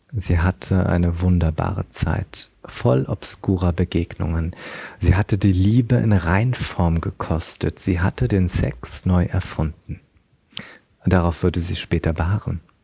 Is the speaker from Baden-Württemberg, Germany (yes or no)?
no; Berlin, Germany; aber ich komme auch aus Berlin